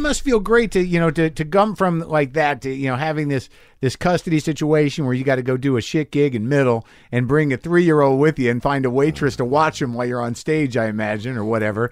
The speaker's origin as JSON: {"language": "English", "region": "New Mexico", "country": "United States", "tie": "born or raised there", "said": "I grew up in New Mexico"}